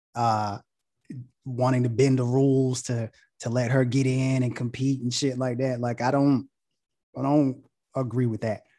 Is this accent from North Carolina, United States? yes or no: yes; Goldsboro, North Carolina, United States; now in Charlotte, United States; I'm from Goldsboro, North Carolina.